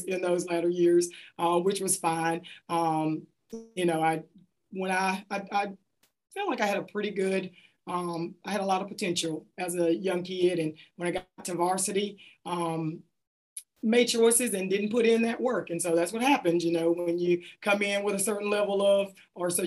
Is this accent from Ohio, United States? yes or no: no; Hattiesburg, Mississippi, United States; Grew up in a community outside of Hattiesburg called Kelly Settlement